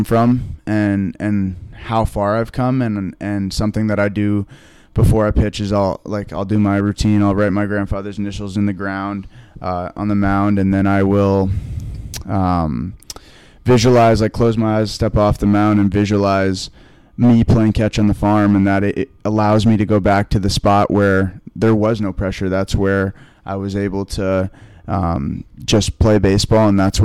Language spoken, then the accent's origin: English; Vermont, United States; moved away as an adult; now in Boston, United States; I'm away from Vermont more. Yeah. Like back home, I live on a farm